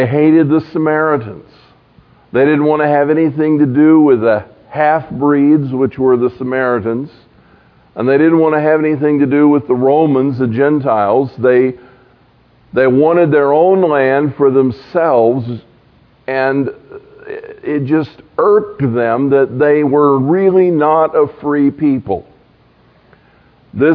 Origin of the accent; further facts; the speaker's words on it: Florida, United States; moved away as an adult; also born or lived in Georgia / Pensacola / Alabama / Tennessee; I grew up in Florida